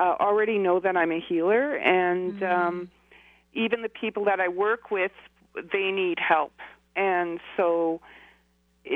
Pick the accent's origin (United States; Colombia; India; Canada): Canada; here in my hometown in Canada